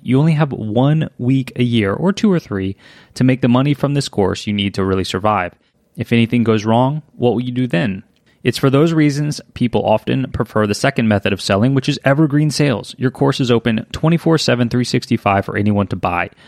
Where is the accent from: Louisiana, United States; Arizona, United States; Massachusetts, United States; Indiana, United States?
Louisiana, United States; I was born and raised in Louisiana.